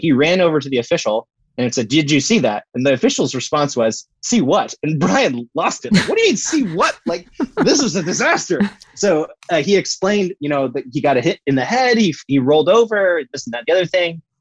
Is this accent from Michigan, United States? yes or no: no; Florida, United States; we grew up in Florida